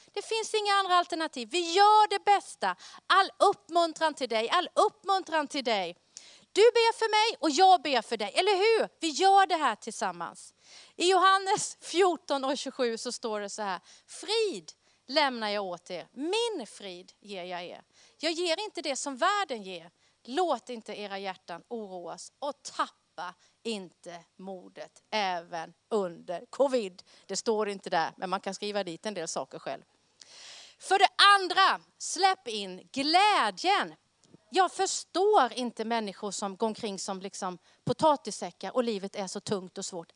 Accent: Karlskrona, Blekinge, Sweden; accent: Blekinge R; now in Västerås, Sweden; Jag är född och uppvuxen i Karlskrona nere i Blekinge

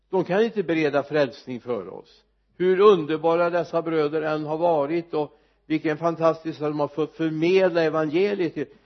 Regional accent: Mariestad, Västra Götaland, Sweden; hemma i Mariestad

